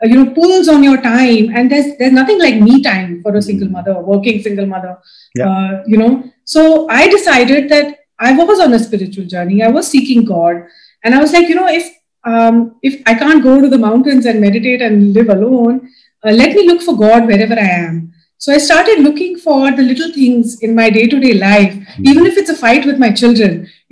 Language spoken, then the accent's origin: English; Dubai, United Arab Emirates; I was brought up in Dubai. So there was very little, religious or spiritual influence.